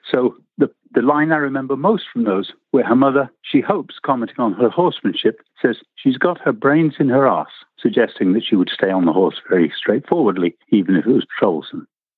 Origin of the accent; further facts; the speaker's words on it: England, United Kingdom; moved away as an adult; also born or lived in Nairobi, Kenya; now in San Diego, United States; And I'm originally from United Kingdom, sort of, in that I was born in Africa, in Nairobi.